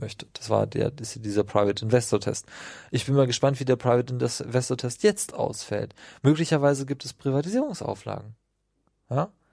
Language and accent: German; Brandenburg, Germany; Ich komme aus Brandenburg, meine Familie hat da gebaut